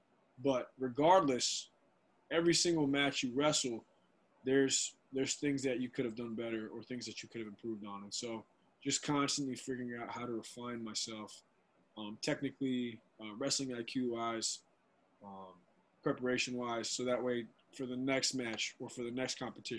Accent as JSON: {"language": "English", "region": "North Carolina", "country": "United States", "tie": "born or raised there", "said": "and I'm also in my home state. I got family 2.5 hours away, so it's just – it's convenient. It's nice. And, you know, I love the weather in Raleigh. You know, it's North Carolina's great, man."}